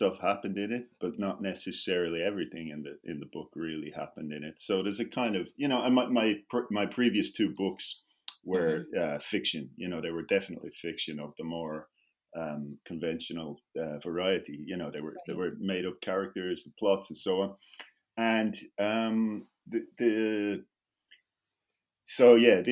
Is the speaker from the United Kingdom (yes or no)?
no; Dublin, Leinster, Ireland; moved away as an adult; also born or lived in Bogota, Colombia; now in Berlin, Germany; I live in Germany now, in Berlin, but I grew up in Dublin, the capital